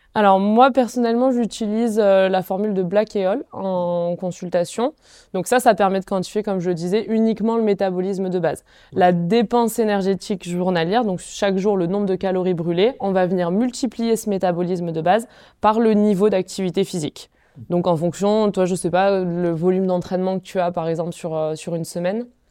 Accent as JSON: {"language": "French", "town": "Font-Romeu", "region": "Occitania", "country": "France", "tie": "born or raised there", "said": "j'ai grandi euh, à Font-Romeu où j'ai été en sport-études biathlon"}